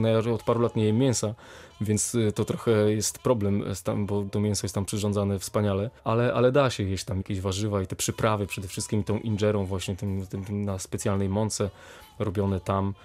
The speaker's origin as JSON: {"language": "Polish", "town": "Warsaw", "region": "Masovian Voivodeship", "country": "Poland", "tie": "born or raised there", "also_born_or_lived": "Kraków", "moved": "as an adult", "lives_now": "Wrocław, Poland", "said": "wychowałem się w Warszawie"}